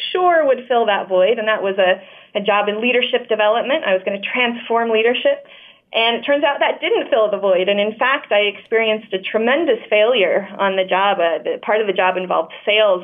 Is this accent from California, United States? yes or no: no; Layton, Utah, United States; I grew up in Layton, Utah